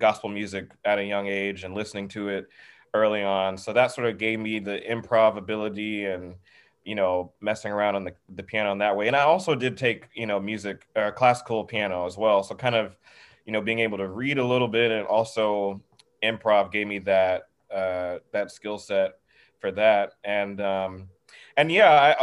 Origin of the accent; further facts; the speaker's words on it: the South, United States; growing up in the South